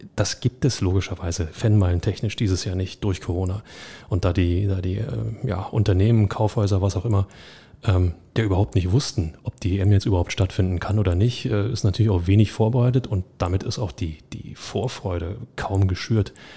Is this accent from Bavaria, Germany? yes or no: no; Berlin, Germany; als Berliner